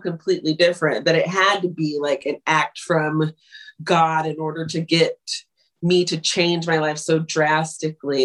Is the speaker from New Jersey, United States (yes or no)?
no; Long Beach, California, United States; moved away as an adult; now in New York, United States; I come from Long Beach, California, for the most part, but kind of all over Southern California